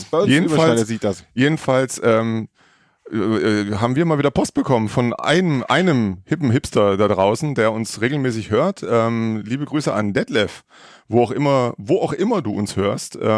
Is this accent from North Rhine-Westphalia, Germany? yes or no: no; Baden-Württemberg, Germany; bin allerdings groß geworden nahe Franken, wenn man so will, im Neckar-Odenwald-Kreis, kurz bevor sich Baden-Württemberg in zur einen Seite Richtung Franken auflöst